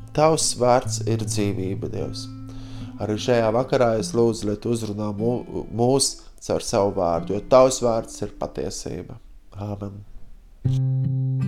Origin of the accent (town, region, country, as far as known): Latvia